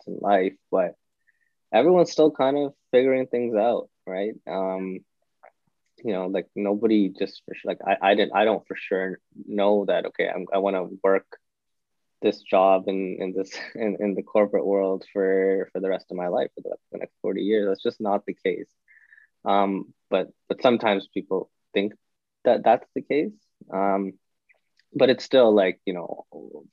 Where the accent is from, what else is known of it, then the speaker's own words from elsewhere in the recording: Toronto, Ontario, Canada; I was born and raised in Toronto